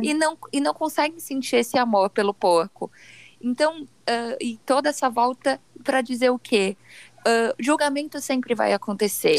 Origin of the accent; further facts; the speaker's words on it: Brazil; todos somos brasileiros